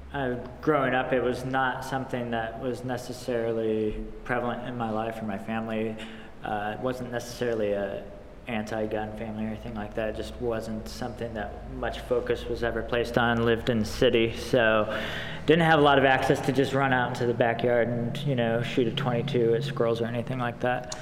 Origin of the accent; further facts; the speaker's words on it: United States; as most young boys growing up in America